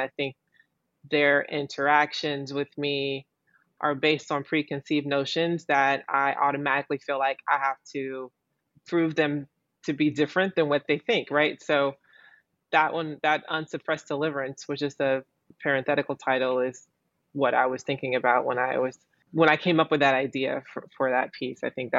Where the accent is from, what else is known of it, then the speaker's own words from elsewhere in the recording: Southern United States, United States; that kind of self-awareness that, you know, I felt like I grew up with in the South